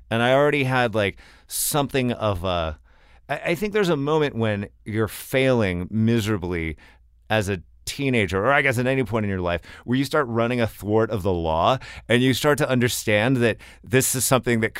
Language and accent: English; Texas, United States; as a Texan